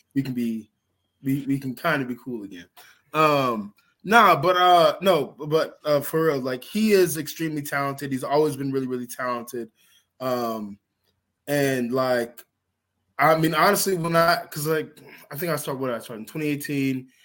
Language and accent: English; Georgia, United States; here in my home state in Georgia